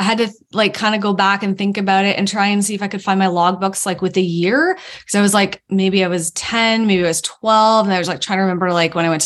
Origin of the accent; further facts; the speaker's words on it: Canada; also born or lived in Toronto; I'm actually Canadian. So I live up in Toronto